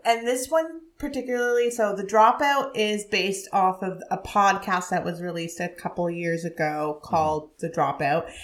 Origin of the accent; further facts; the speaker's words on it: Ottawa, Ontario, Canada; I grew up in Ottawa, but I was a Canadian kid in that time